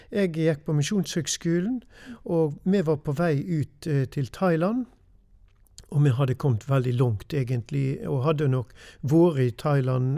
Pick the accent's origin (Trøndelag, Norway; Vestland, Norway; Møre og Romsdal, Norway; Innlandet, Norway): Vestland, Norway; Austrheim; jeg er en gutt ifra Austrheim. Mm. Har vokst opp på gård der ute.